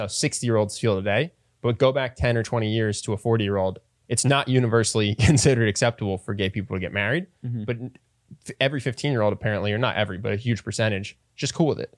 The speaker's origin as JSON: {"language": "English", "region": "East Coast", "country": "United States", "said": "I'm from the East Coast."}